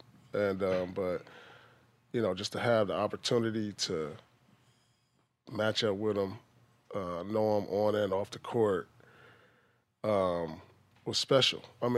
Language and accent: English; Oakland, California, United States; also born or lived in Inglewood; Yeah. So I was born in Oakland. Yeah, my two oldest brothers, they played ball too. They went to Fremont High School. But then we moved out from Oakland.